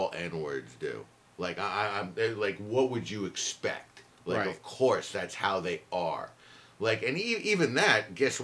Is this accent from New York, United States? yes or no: no; Idaho, United States; I grew up in Idaho and I never met a black person until I was 25